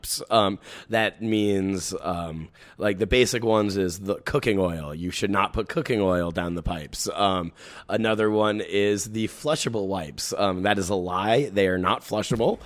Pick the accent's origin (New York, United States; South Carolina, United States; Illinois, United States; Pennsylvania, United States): New York, United States; New York City; I grew up in the Bronx